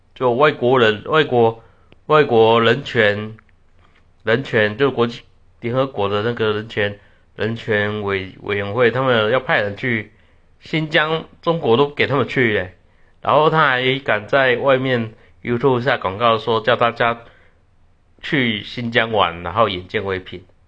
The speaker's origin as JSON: {"language": "Chinese", "country": "Taiwan", "said": "我们台湾人有部分人说， 他们要跟中国统一干嘛"}